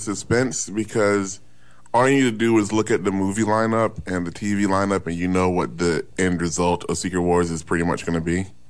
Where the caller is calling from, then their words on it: Glendale, California, United States; I'm calling from Glendale, California.